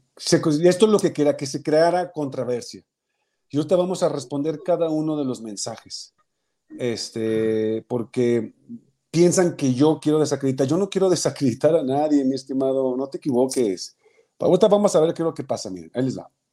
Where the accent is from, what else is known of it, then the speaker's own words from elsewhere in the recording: Mexico; moved away; also born or lived in United States; yo soy un ciudadano mexicano